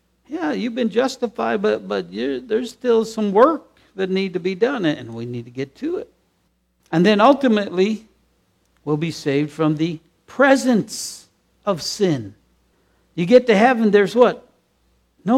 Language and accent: English; United States; accent: American; we're American. It's obvious we're American the way we speak